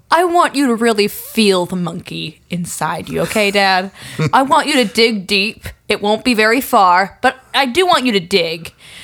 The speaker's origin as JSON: {"language": "English", "region": "New England", "country": "United States", "accent": "New England", "said": "I'm going to sit here with my New England accent, and I'm going to sort of direct the monkey, all right?"}